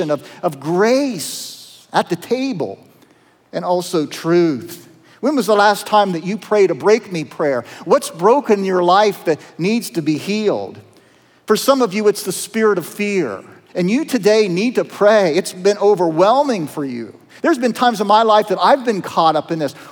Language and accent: English; Appalachia, Southeast Ohio, United States; accent: twang; moved away; I'm from Southeast Ohio. You can kind of tell the twang in my voice. You know, I'm from Appalachia.